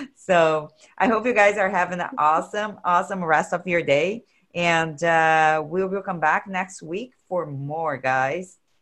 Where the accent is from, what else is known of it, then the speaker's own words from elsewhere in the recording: Brazil; English is a second language; moved away; I'm from Brazil